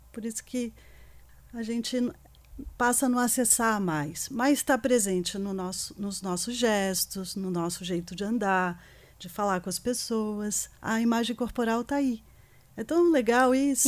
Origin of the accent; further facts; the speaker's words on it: Rio de Janeiro, Brazil; now in São Paulo, Brazil; eu sou carioca também. Estou é, aqui em São Paulo há 28 anos.